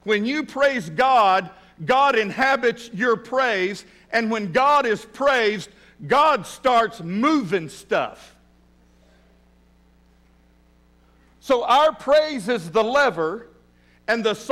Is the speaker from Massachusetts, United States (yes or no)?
no; West Texas, United States; now in Fort Smith, United States; I was raised in West Texas